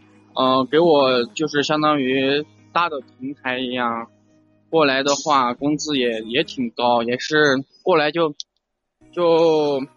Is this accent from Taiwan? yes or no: no; Sichuan, China; now in Chengdu, China; 我九八年的，去年就我们是四川的，家在一个小城市。然后在去年四月份的时候来到了四川的成都，就是来成都，第一是因为家是农村的嘛，